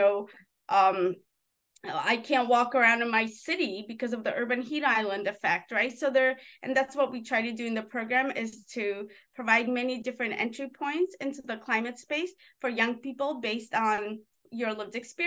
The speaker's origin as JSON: {"language": "English", "region": "New York", "country": "United States", "tie": "born or raised there", "also_born_or_lived": "former Soviet Union", "said": "So growing up in New York, you know, I grew up in an urban jungle."}